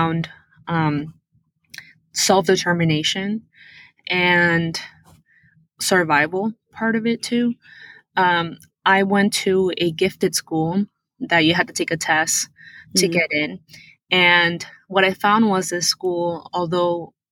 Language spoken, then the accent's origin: English; Sarasota, Florida, United States; English is a second language; moved away as an adult; also born or lived in Lima, Peru; now in Chicago, United States; I was born in Lima, Peru, and my family decided to immigrate to Sarasota, Florida when I was 9. And I grew up from 9 to 18 in Sarasota.